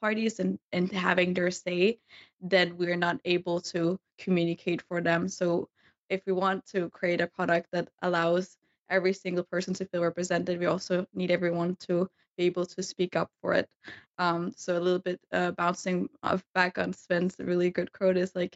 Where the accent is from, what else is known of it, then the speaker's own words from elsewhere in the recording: Denmark; I grew up in Denmark